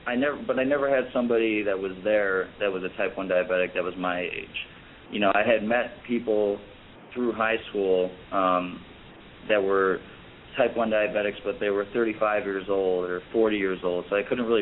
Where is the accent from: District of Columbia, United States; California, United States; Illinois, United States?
Illinois, United States; Chicago; So when I, because I'm originally from Chicago, and I started my first 2 years off in college down in Florida at Florida Atlantic University, and I decided to come back to Chicago because I missed home.